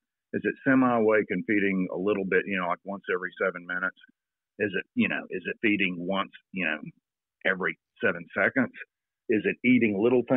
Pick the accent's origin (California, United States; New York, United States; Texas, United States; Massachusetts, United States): Texas, United States; moved away as an adult; also born or lived in Atlanta; now in New Zealand; I grew up in Texas